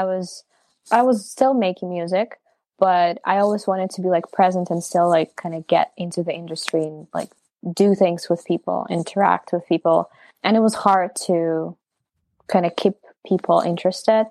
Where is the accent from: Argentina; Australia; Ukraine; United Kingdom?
Ukraine; also born or lived in United States